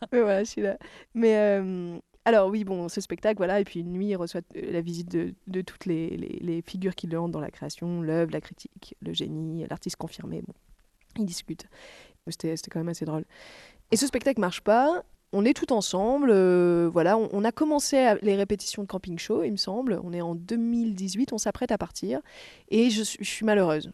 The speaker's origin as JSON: {"language": "French", "town": "Toulon", "region": "Provence-Alpes-Côte d'Azur", "country": "France", "tie": "born or raised there", "moved": "as an adult", "lives_now": "Marseille, France", "said": "J'y ai pas grandi, j'ai grandi à côté, à Toulon"}